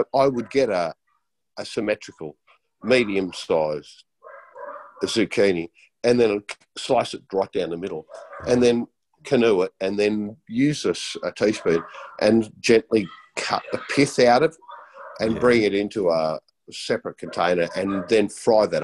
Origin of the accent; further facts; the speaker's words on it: New Zealand; I was born in New Zealand